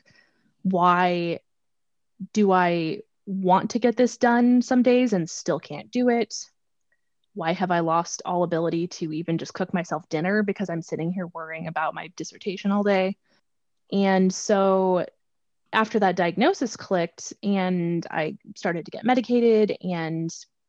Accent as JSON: {"language": "English", "region": "Minnesota", "country": "United States", "moved": "yes", "said": "I come from the state where the Juicy Lucy, the cheeseburger with the cheese on the inside, was invented in Minnesota"}